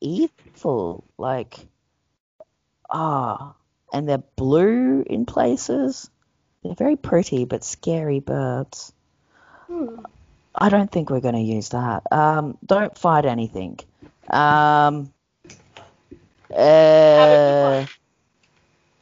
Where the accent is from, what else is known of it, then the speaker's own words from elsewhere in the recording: Australia; we're Aussie.